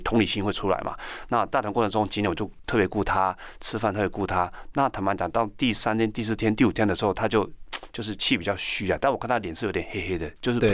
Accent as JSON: {"language": "Chinese", "country": "Taiwan", "said": "我们台湾人穿得像熊一样"}